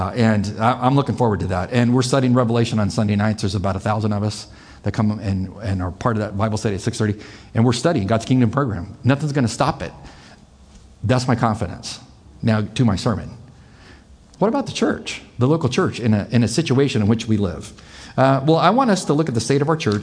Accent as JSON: {"language": "English", "country": "United States", "said": "as an American, as a Christian, as a conservative"}